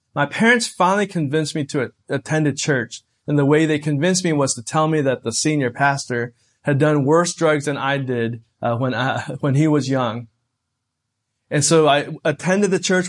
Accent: United States; a young person growing up in America.

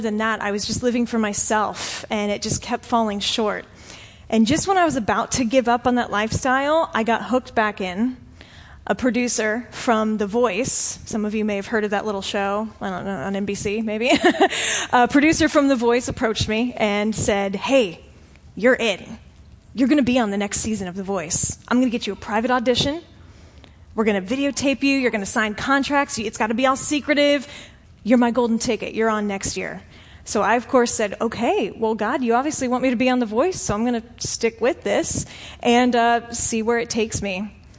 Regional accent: Florida, United States; I'm from Florida. I've lived here for like 20 something years of my life.

